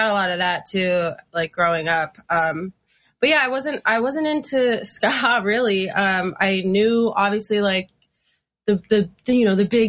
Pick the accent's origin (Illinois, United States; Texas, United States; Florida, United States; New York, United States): Florida, United States; Fort Lauderdale; I was into punk, but I like growing up in Fort Lauderdale, at least like for me, it was, I know there's like a ska scene down there, but I wasn't involved in that.